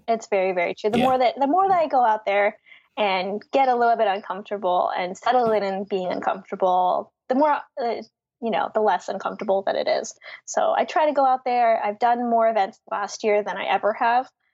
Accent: Philadelphia, Pennsylvania, United States; I grew up in Philly, went to college mm. in hmm. Philly

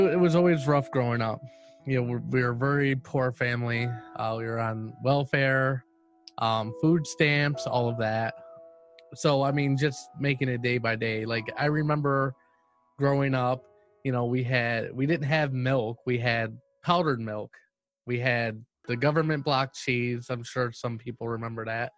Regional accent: Cleveland, Ohio, United States; I'm from Cleveland, Ohio

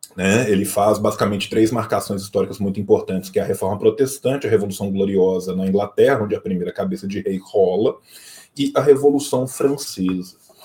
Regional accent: interior of Minas Gerais, Brazil; Eu venho de uma região de Minas Gerais

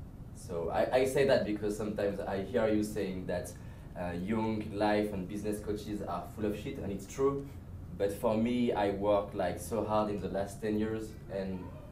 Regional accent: France; accent: French; English is a second language; I'm French.

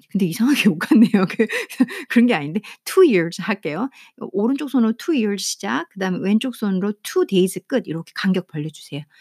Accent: South Korea

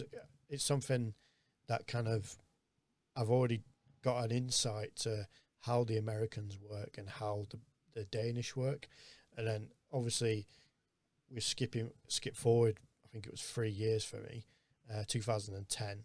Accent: United Kingdom; being British

